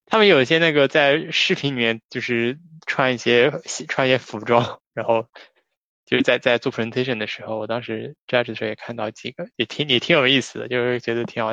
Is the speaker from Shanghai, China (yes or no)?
yes; Shanghai, China; 我说我是上海的